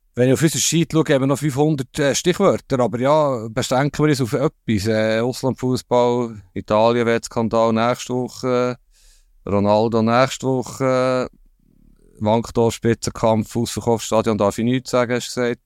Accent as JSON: {"language": "German", "region": "Bern", "country": "Switzerland", "said": "Darf ich das sagen als Berner"}